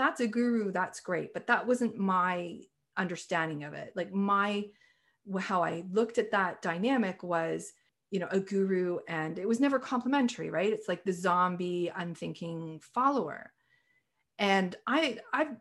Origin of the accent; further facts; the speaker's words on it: Canada; also born or lived in Toronto, Canada / British Columbia, Canada; I'm a Canadian